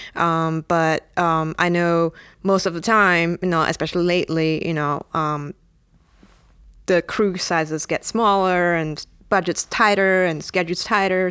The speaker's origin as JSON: {"language": "English", "country": "Singapore", "tie": "born or raised there", "said": "I'm from Singapore"}